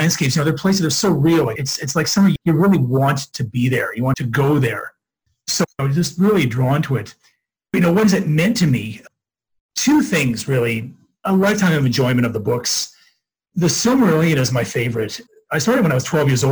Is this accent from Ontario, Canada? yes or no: yes; Oshawa, Ontario, Canada; I'm from Oshawa, Ontario, which is near Toronto.